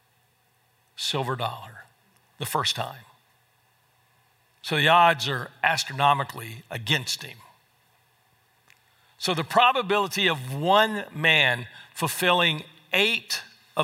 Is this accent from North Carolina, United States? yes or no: yes; North Carolina, United States; moved away as an adult; also born or lived in Fort Worth, Texas; my hometown in North Carolina